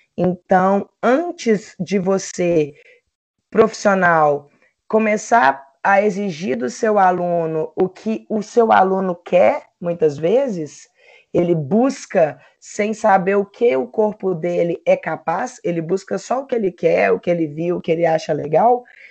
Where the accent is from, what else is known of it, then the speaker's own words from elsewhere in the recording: Belo Horizonte, Minas Gerais, Brazil; sou de Belo Horizonte, Minas Gerais